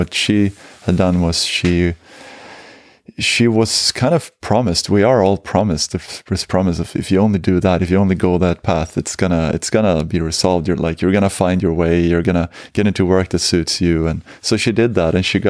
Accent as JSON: {"language": "English", "country": "Sweden", "said": "I'm as well."}